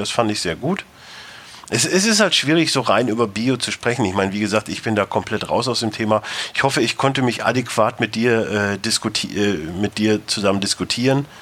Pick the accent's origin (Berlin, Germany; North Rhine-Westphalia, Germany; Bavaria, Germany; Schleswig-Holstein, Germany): North Rhine-Westphalia, Germany; moved away; also born or lived in Ruhr area; ich komme wie gesagt aus Westfalen, da ist eher Potz